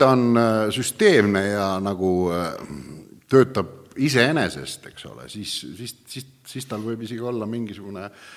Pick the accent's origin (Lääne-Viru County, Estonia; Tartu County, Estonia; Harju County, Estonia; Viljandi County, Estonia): Viljandi County, Estonia; Viljandimaal, kust mina pärit olen